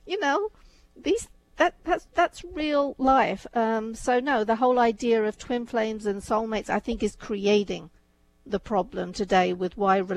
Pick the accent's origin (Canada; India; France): India; you know, my background is such, you know, I was born in India. As I was growing up, arranged marriages were very much the norm.